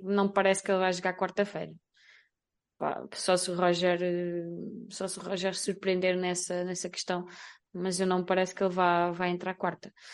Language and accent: Portuguese; Portugal; enquanto portugueses